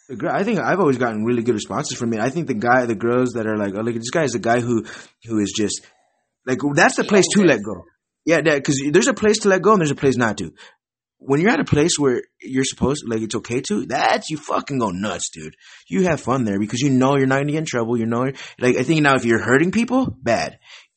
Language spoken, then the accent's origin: English; Wisconsin, United States; also born or lived in California; now in New Mexico, United States; I was born in California, but I moved to Wisconsin when I was young. And so I'm like from California, Wisconsin. I'm like half California, half Wisconsin. But I live in New Mexico right now. I've lived in a bunch of different states.